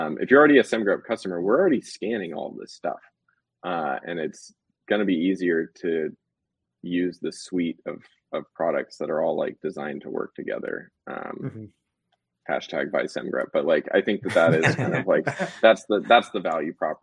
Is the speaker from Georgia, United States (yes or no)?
no; California, United States; also born or lived in New York City / Los Angeles; we're both from California